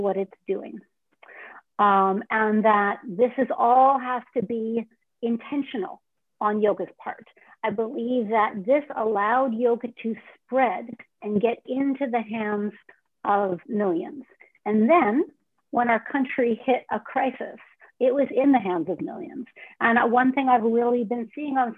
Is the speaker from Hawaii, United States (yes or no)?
no; Mill Valley, California, United States; moved away as an adult; also born or lived in New York; raised in Mill Valley